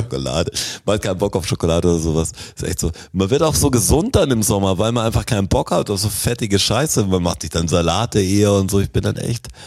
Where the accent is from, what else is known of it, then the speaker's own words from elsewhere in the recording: Germany; als Deutscher